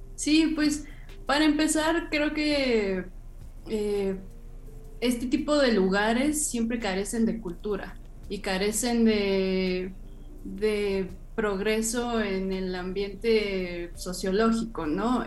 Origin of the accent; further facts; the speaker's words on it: Mexico City, Mexico; yo soy de Iztapalapa, entonces también la periferia me ha enseñado a trasladarme en, horas o, no sé, las distancias son gigantes en la Ciudad de México